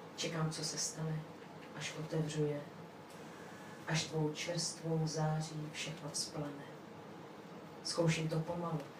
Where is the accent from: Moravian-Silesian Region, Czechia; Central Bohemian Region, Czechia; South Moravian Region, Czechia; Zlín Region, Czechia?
South Moravian Region, Czechia; Brno; Jsem z Brna